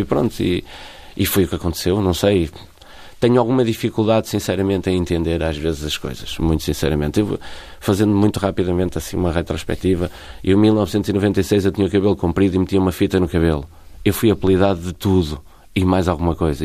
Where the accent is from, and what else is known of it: Portugal